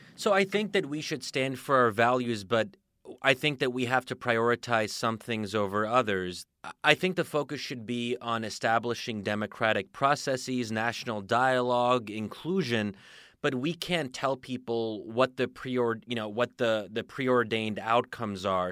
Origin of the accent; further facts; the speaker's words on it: United States; speaking as an American